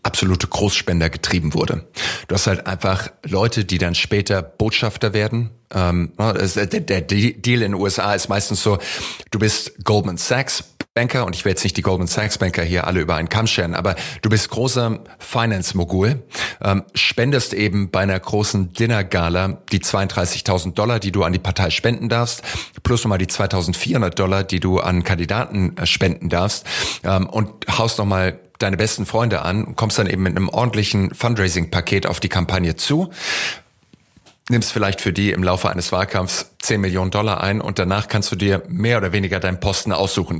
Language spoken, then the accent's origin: German; Heidelberg, Baden-Württemberg, Germany; Ich bin in Heidelberg aufgewachsen